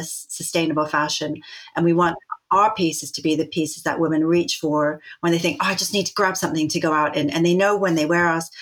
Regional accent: Vancouver, British Columbia, Canada; moved away as an adult; now in England; I grew up in Vancouver

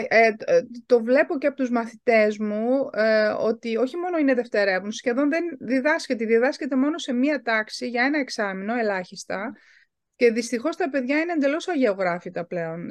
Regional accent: Germany; γεννήθηκα και μεγάλωσα στη Γερμανία

